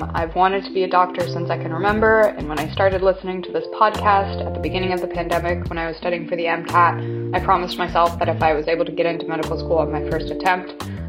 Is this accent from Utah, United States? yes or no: no; Colorado, United States; I'm from Colorado.